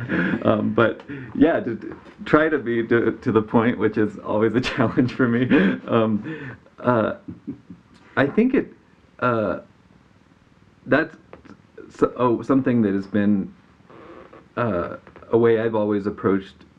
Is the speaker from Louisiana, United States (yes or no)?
no; Missouri, United States; now in New Mexico, United States; I grew up in Missouri and learned the fiddle